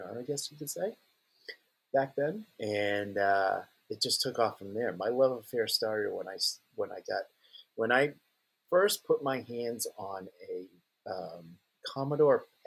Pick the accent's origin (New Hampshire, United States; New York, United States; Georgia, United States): New Hampshire, United States; a little town in; also born or lived in Portland, Maine; I moved from Portland, Maine to a little town in New Hampshire